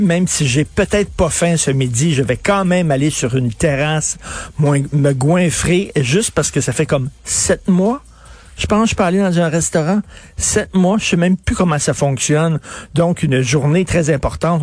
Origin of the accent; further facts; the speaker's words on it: Quebec, Canada; je suis un Québécois de souche